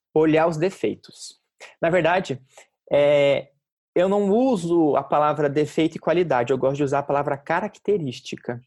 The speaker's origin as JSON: {"language": "Portuguese", "town": "Curitiba", "region": "Paraná", "country": "Brazil", "tie": "born or raised there", "moved": "as an adult", "lives_now": "São Paulo, Brazil", "said": "quando eu estava me mudando para São Paulo, que eu fui criado em Curitiba"}